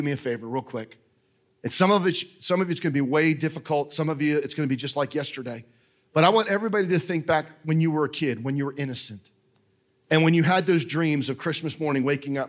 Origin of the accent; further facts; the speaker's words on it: New Jersey, United States; moved away; I know I'm a Yankee. I don't know if you guys know this. I'm from New Jersey